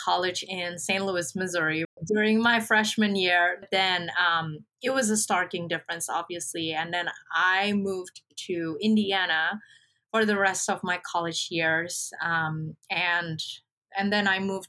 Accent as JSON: {"language": "English", "country": "Indonesia", "moved": "yes", "said": "I'm originally from Indonesia, a country in Southeast Asia"}